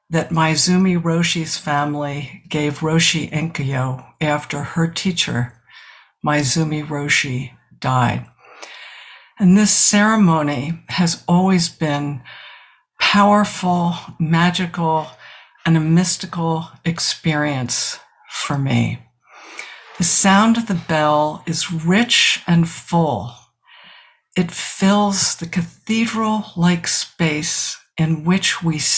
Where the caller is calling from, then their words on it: South Burlington, Vermont, United States; I'm a senior student at the Village Zendo, and I'm talking from South Burlington, Vermont.